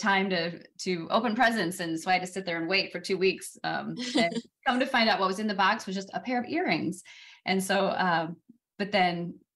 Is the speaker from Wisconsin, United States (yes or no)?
yes; Wisconsin, United States; moved away as an adult; also born or lived in Los Angeles, California / New York / Austin, Texas / Oklahoma; came back to my hometown area here in Wisconsin.